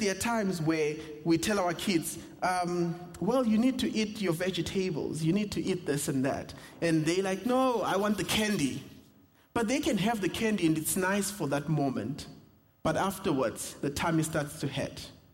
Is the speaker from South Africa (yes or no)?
yes; South Africa; accent: South African; moved away; my South African accent